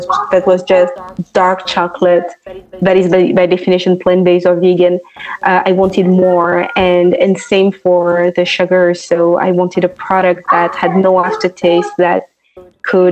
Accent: France; moved away; also born or lived in London; initially I was born and raised in France

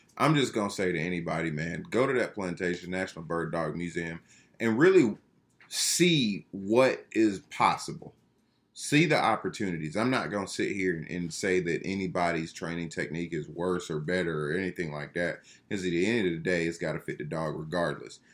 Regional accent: Georgia, United States; I'm just from Georgia

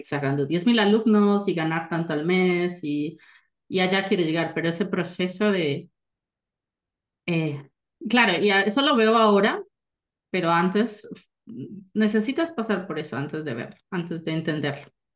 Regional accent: Colombia; moved away as an adult; now in Germany; nací, crecí en Colombia y es una gran parte de mí

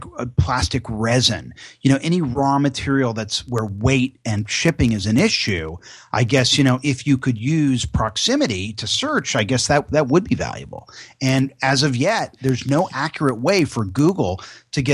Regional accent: Los Angeles, California, United States; LA is my hometown, and as an Angeleno

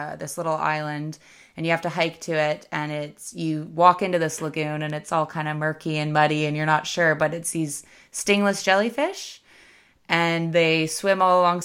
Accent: Canada; as a Canadian

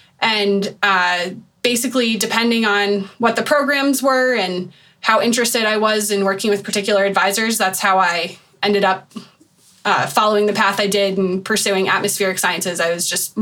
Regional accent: Colorado, United States; I grew up in Colorado

